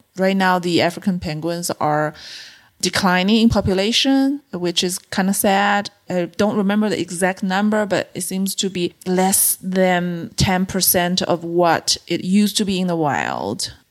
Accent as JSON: {"language": "English", "country": "China", "tie": "born or raised there", "also_born_or_lived": "Beijing", "moved": "as an adult", "said": "I grew up in a mid-size city in China"}